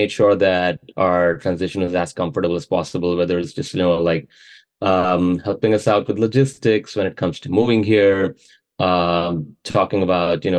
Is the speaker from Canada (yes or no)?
no; Mumbai, Maharashtra, India; moved away as an adult; now in Charlottesville, United States; I was born and raised in Mumbai in India. So I lived and worked there most of my life.